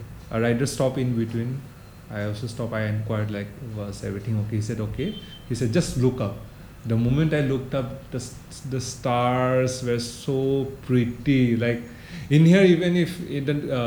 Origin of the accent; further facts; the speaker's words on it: Northeast India, India; we are from Northeast.